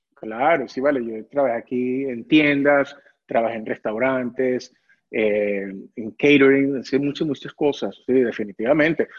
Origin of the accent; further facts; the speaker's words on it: Caracas, Capital District, Venezuela; moved away as an adult; yo tenía 20 años cuando me vine acá